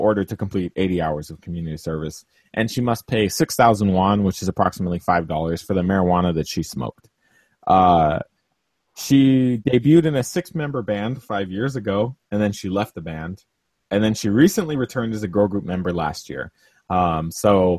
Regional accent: California, United States; I'm from California. I'm from a place that kind of decriminalized it

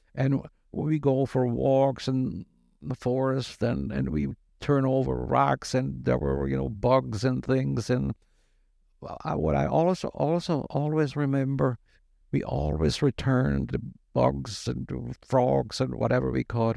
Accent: Germany; moved away as an adult; also born or lived in Syracuse, New York, United States; now in United States; I was born in the United States to German immigrant parents, and when I was six years old and going to first grade here, they went back to Germany. So from age six to 22, I lived in Germany

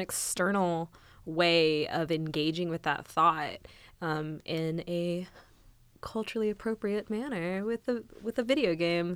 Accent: south of Tulsa, Oklahoma, United States; moved away as an adult; now in Kansas, United States; I went to school in Tulsa, I grew up in, um, further south from there

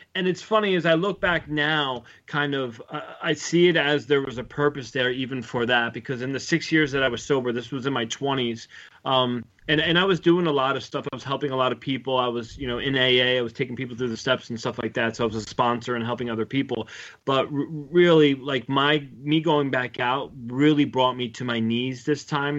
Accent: United States; I grew up right outside of Manhattan

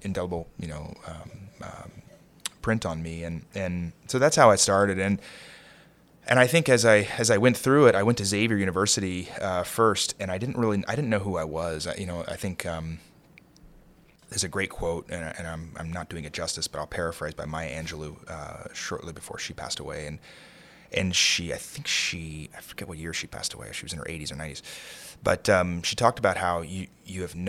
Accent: Kentucky, United States; moved away as an adult; also born or lived in San Francisco / Aspen / Santa Fe / Martha's Vineyard; now in New York, United States; I grew up in Kentucky, you know, definitely a blue-collar family

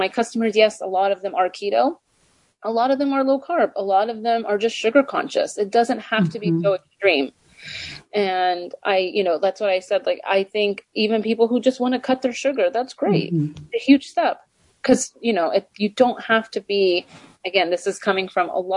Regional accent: Texas, United States; moved away; I am originally I was born and raised in Texas

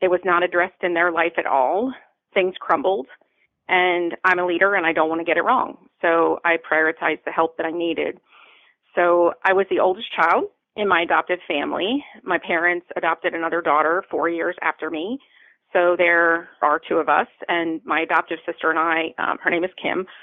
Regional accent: Baltimore, Maryland, United States; now in Tampa, United States; I grew up in Baltimore.

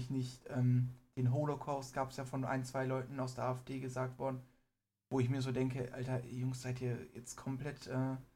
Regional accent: Iran; ich bin Iraner, ich bin stolz auf mein Land an sich.

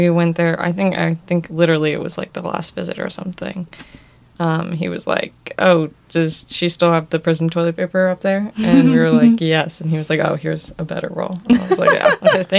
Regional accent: Florida, United States; growing up in Florida

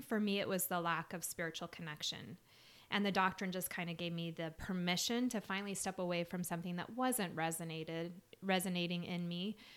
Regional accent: Salt Lake City, Utah, United States; I grew up in Salt Lake

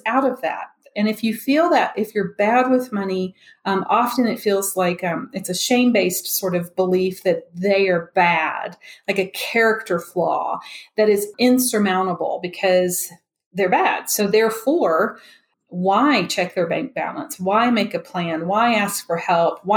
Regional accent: Memphis, Tennessee, United States; now in Denver, United States; I'm originally from Memphis, even though I'm in Denver

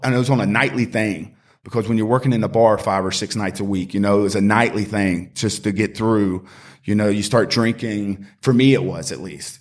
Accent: Greenville, South Carolina, United States; also born or lived in Charlotte; I grew up in Greenville, uh, was born and raised here

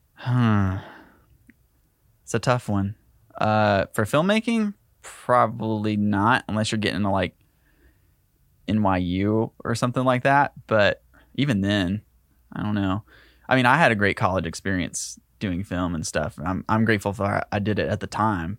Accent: Ringgold, Georgia, United States; moved away; I grew up in Ringgold, Georgia

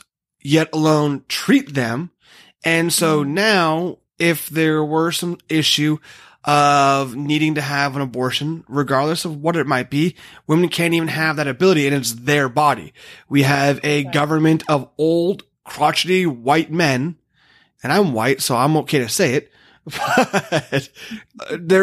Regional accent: United States; we're American

